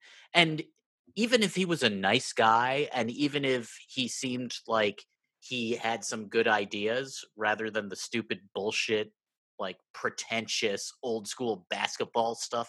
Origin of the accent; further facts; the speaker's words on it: Midwest, United States; As a Midwesterner